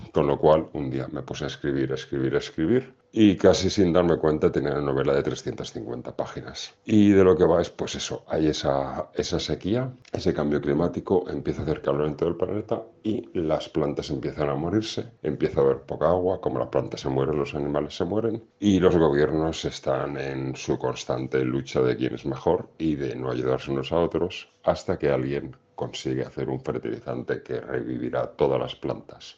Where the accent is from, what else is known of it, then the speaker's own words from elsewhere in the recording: Castellón, Valencian Community, Spain; en Castellón también hay un poquito en mi tierra